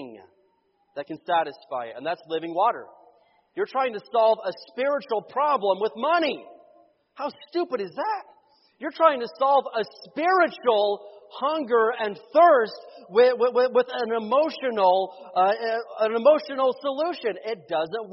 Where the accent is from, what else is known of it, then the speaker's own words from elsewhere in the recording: Indiana, United States; moved away as an adult; also born or lived in Oklahoma; We grew up in Indiana, but when I was living in Oklahoma